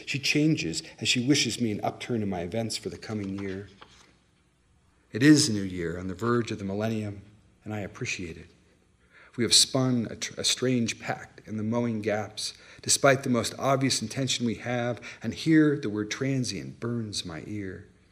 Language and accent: English; California, United States; moved away; also born or lived in Colorado; I grew up in California